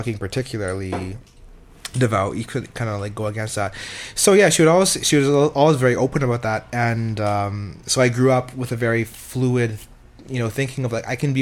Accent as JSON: {"language": "English", "country": "Canada", "also_born_or_lived": "Calgary / Montreal", "said": "I'm Canadian in the right context"}